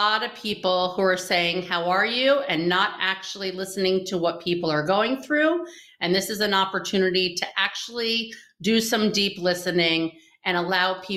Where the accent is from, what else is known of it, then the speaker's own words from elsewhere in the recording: New York, United States; moved away as an adult; now in Israel; from New York. I've never lived above 23rd Street